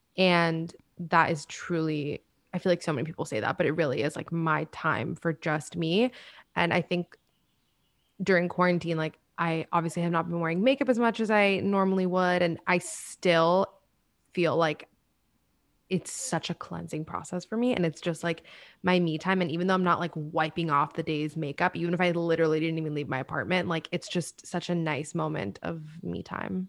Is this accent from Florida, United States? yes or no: yes; Miami, Florida, United States; moved away as an adult; also born or lived in Washington, D.C. / New York; I'm from Miami